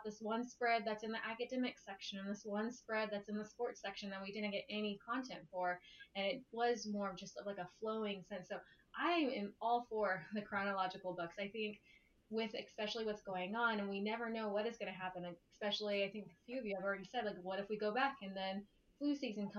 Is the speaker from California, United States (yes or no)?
yes; Southern California, United States; now in Northern California, United States; I grew up in Southern California